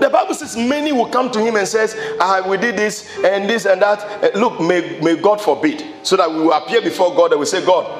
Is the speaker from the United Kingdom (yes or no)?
no; Ashaiman, Greater Accra, Ghana; when we were growing up in Ashima